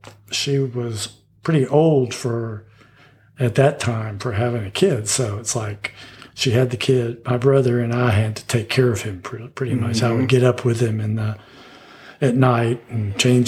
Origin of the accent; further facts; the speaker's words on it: Houston, Texas, United States; moved away as an adult; also born or lived in Pueblo, Colorado / Denver, Colorado; I grew up in Houston, Texas, in Linkwood.